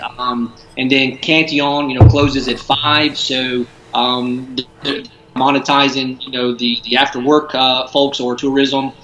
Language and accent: English; United States; moved away as an adult; now in Brussels, Belgium; As as an American, uh, you know, beer geek